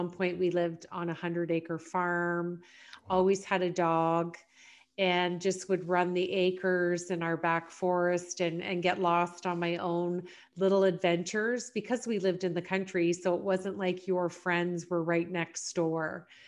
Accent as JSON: {"language": "English", "country": "Canada", "tie": "born or raised there", "said": "I live here now in London, grew up actually in several small rural communities. My dad was an entrepreneur, so we moved around a lot."}